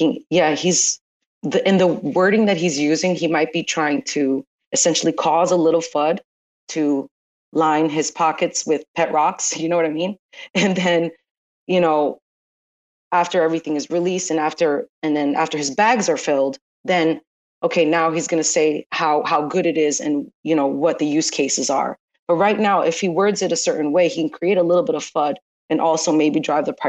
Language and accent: English; United States; as an American citizen